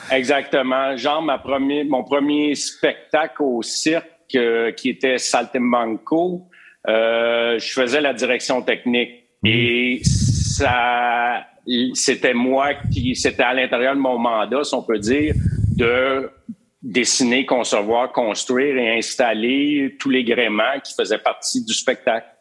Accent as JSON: {"language": "French", "town": "Drummondville", "region": "Quebec", "country": "Canada", "tie": "born or raised there", "also_born_or_lived": "Montreal", "moved": "as an adult", "said": "Drummondville, euh, Drummondville, 1960, quand je suis venu au monde"}